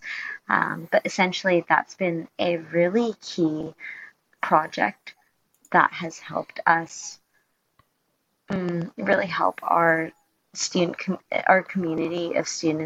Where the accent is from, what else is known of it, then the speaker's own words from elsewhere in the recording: Hong Kong; moved away as an adult; now in Sydney, Australia; I'm originally from Hong Kong, but I moved to Sydney about 3 years ago to pursue my degree